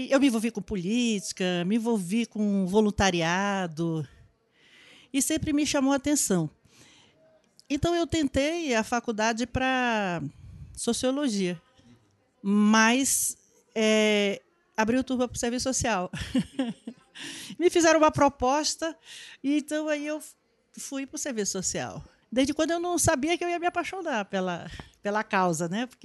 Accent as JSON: {"language": "Portuguese", "town": "Manaus", "region": "Amazonas", "country": "Brazil", "tie": "born or raised there", "also_born_or_lived": "Novo Aripuanã, Amazonas", "moved": "yes", "lives_now": "São Paulo, Brazil", "said": "Não, eu sou do Amazonas. Tá. E é eu, Amazonas? eu sou nascida em Manaus"}